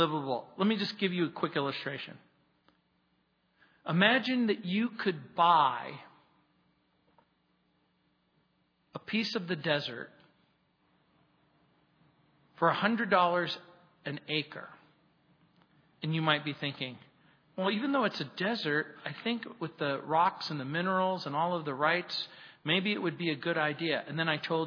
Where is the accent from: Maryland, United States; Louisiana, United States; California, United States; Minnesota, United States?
Louisiana, United States; New Orleans; I come from New Orleans